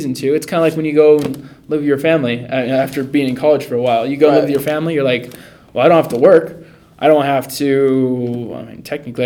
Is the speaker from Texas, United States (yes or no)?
no; Long Beach, California, United States; moved away as an adult; now in Rexburg, United States; I'm a guy from Long Beach, California, born and raised